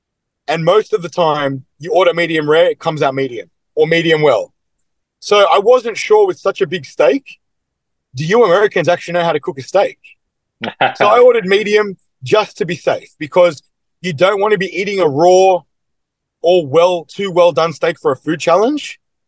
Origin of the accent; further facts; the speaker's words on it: Australia; I'm from Australia. I've come this far.